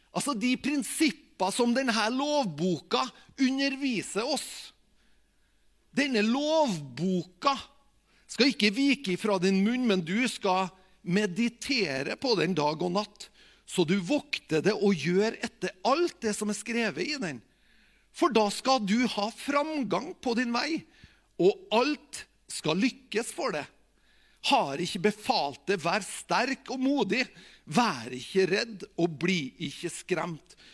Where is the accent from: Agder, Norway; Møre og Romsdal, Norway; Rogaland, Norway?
Møre og Romsdal, Norway; Tingvoll; jeg er, jo, fra Tingvoll